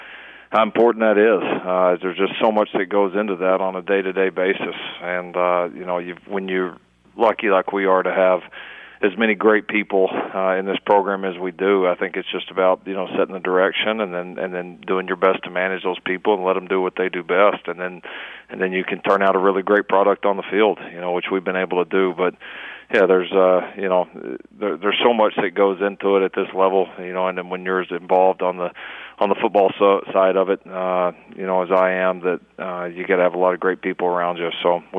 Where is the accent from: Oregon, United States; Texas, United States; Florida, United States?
Texas, United States; also born or lived in North Carolina; my accent's maybe all you grow up in Texas and then you get out to the East Coast, North Carolina, and then back here